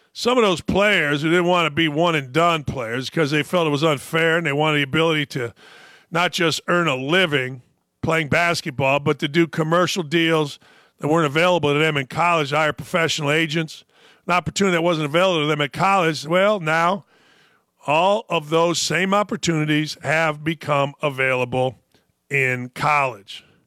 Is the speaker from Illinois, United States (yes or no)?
yes; outside Chicago, Illinois, United States; I grew up outside Chicago.